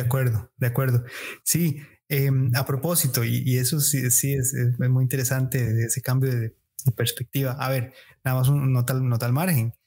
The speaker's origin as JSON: {"language": "Spanish", "country": "Costa Rica", "said": "como sociedad costarricense"}